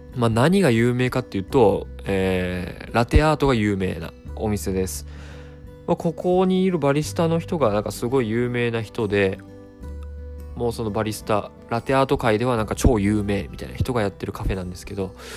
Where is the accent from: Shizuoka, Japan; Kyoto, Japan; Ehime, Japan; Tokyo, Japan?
Tokyo, Japan; 僕一応東京生まれ東京育ちではあるんですが